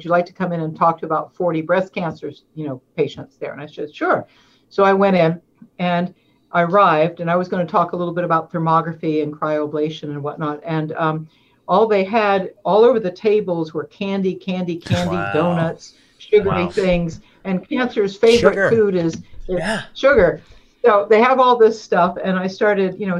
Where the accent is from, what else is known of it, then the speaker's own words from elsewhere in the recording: East Coast, United States; moved away as an adult; now in Oregon, United States; I'm from East Coast. I've been here 17 years now